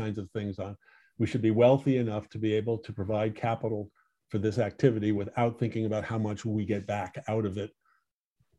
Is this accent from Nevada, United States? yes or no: no; Stamford, Connecticut, United States; moved away; also born or lived in Westport, Connecticut / Southport, Connecticut; I grew up in Stamford